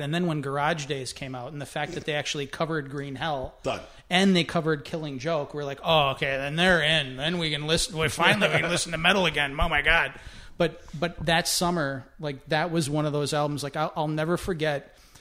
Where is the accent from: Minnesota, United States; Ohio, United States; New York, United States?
Minnesota, United States; Winona; growing up in Winona, Minnesota